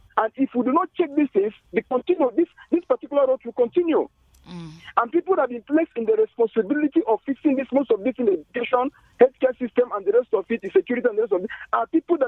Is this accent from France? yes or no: no; Nigeria; if we Nigerians, the masses, the youth